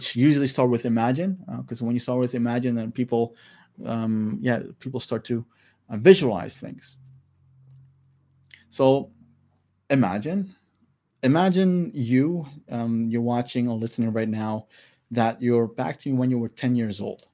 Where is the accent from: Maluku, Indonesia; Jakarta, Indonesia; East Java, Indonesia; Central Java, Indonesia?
Maluku, Indonesia; I'm Alifuru from Maluku